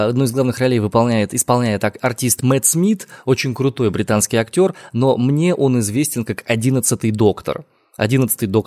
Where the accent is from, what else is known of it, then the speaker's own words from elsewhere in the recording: Omsk, Omsk Oblast, Russia; из Омска.